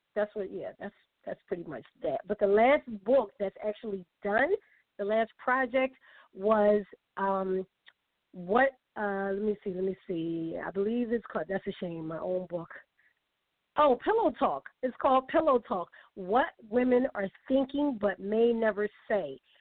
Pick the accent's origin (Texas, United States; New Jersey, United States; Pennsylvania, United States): Pennsylvania, United States; Philadelphia; from my hometown